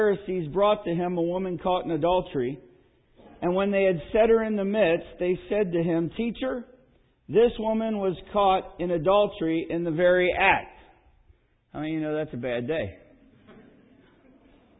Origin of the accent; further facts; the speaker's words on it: Pennsylvania, United States; moved away; also born or lived in Lansing, Michigan / Midwest; I grew up in Pennsylvania